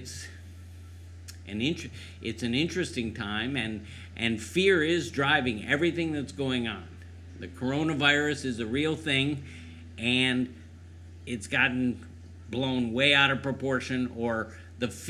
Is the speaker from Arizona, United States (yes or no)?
no; Cleveland, Ohio, United States; moved away as an adult; also born or lived in San Diego; I grew up in Cleveland.